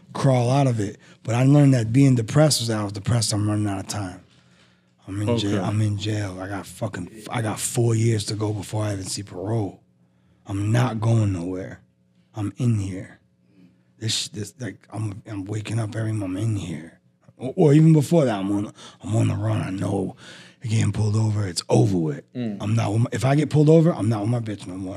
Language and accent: English; Massachusetts, United States; moved away; also born or lived in Philadelphia; I'm from Massachusetts